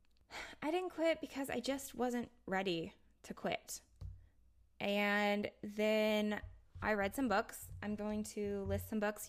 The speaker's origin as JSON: {"language": "English", "country": "United States"}